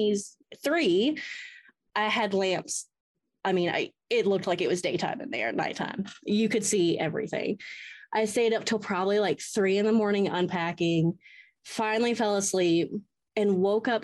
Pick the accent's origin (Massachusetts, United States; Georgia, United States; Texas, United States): Georgia, United States; Atlanta; I am from Atlanta